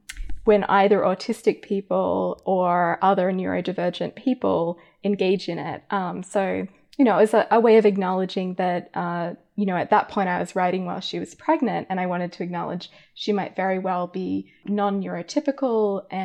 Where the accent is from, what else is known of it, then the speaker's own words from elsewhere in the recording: Australia; accent: hybrid Americanized Australian; I grew up in Australia, as listeners might be able to tell from my weird hybrid accent. It's very Americanized now.